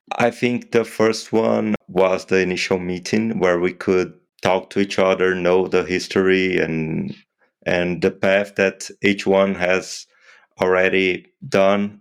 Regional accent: Brazil; I'm an orthopedic trauma surgeon from Brazil. I practice in Londrina

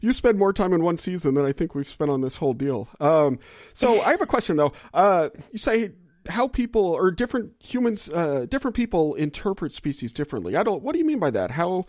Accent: Louisiana, United States; moved away as an adult; I moved here from Louisiana, or that's where I was born and raised. I spent the first 22 years of my life or whatever in Louisiana.

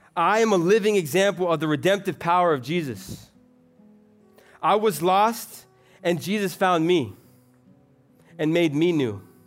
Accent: Florida, United States; I'm actually from Florida

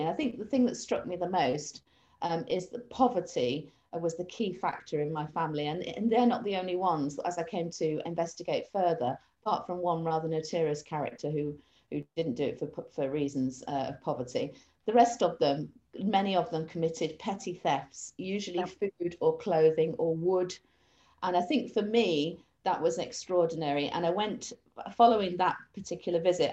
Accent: Manchester, North West England, United Kingdom; I'm actually from Manchester

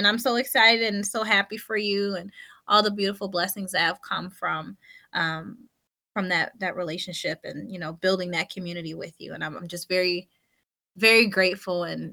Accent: Buffalo, New York, United States; moved away as an adult; now in New Jersey, United States; I'm a transplant from Buffalo, New York. Or he and I both are. I was a young girl. I was 20 years old

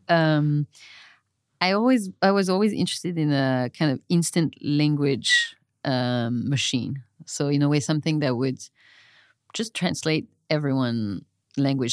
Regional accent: Marseille, Provence-Alpes-Côte d'Azur, France; moved away; I grew up mostly in Marseille, France

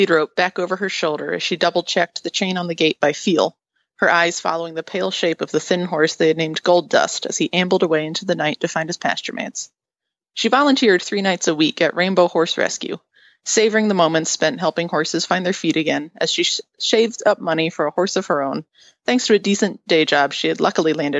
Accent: outside of Philadelphia, Pennsylvania, United States; I grew up outside of Philadelphia

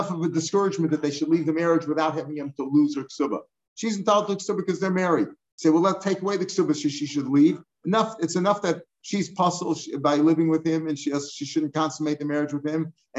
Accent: St. Louis, Missouri, United States; when I grew up in St. Louis, almost all the Orthodox shuls, the parking lots were packed on Shabbos

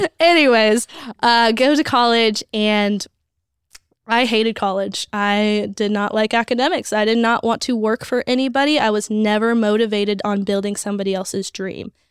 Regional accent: Las Vegas, Nevada, United States; I grew up in Vegas.

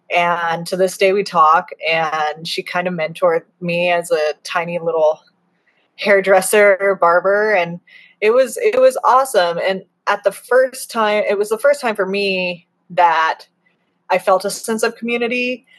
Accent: Arizona, United States; also born or lived in Kentucky / Colorado; Like I grew up in Arizona. We lived in Kentucky for a minute. We lived in Colorado for like

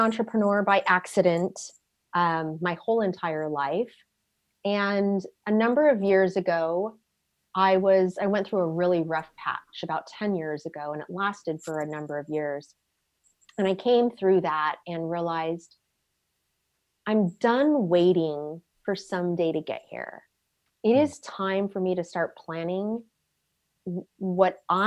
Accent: Southern California, United States; moved away as an adult; also born or lived in Dublin, Ireland; now in Ireland; I came from Southern California, where if something was 20 years old, it was old

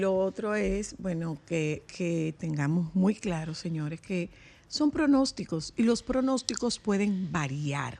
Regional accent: Dominican Republic; somos los dominicanos

